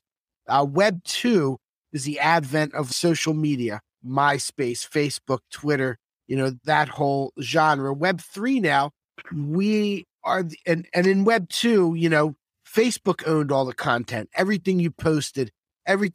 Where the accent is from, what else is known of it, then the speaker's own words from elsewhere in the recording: Philadelphia, Pennsylvania, United States; moved away as an adult; now in Miami, United States; I'm from Northeast Philadelphia.